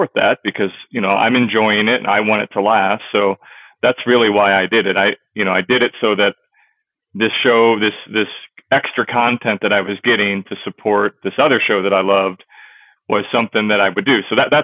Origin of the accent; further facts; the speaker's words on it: St. Louis, Missouri, United States; also born or lived in O'Fallon, Missouri; I'm born and raised out of St. Louis. So in St. Louis, I was born in St. Louis.